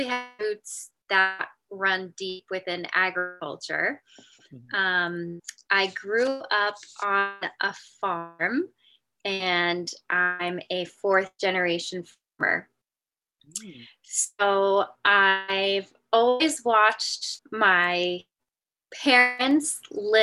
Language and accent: English; Johnston, United States; I grew up in Johnston and have my studio still nestled here on my parents' farm